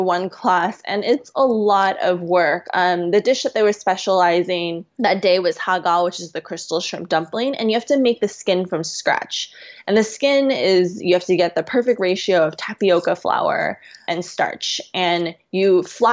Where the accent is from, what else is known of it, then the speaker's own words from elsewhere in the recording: West Coast, United States; now in China; I'm also from the West Coast